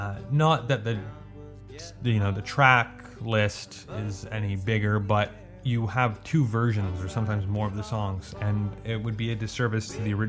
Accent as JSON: {"language": "English", "country": "Canada", "said": "I'm Canadian, but I don't speak French that well"}